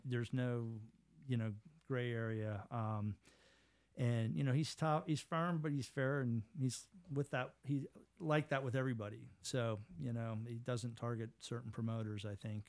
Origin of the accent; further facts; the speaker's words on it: Pittsburgh, Pennsylvania, United States; I grew up in Squirrel Hill